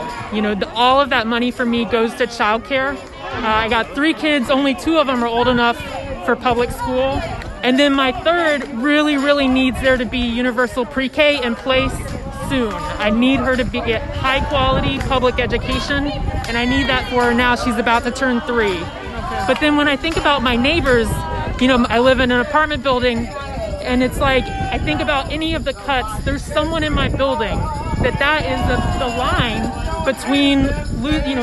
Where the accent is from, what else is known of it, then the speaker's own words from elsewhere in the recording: Arizona, United States; I'm from Arizona. I live in Phoenix